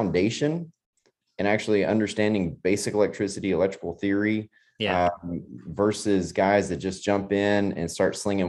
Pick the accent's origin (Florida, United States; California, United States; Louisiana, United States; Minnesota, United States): Louisiana, United States; Northwest; moved away as an adult; also born or lived in Long Island, New York / Dallas, Texas; I'm from Northwest Louisiana.